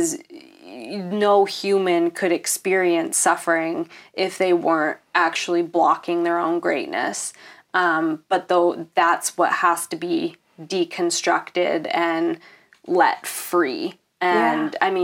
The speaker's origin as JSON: {"language": "English", "country": "Canada", "said": "Am I being Canadian?"}